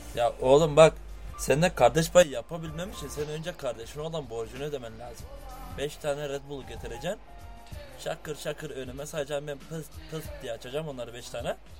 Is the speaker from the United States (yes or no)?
no; Bulgaria; Bulgaristan'dayız oldu bitti. Muhaciriz be biz.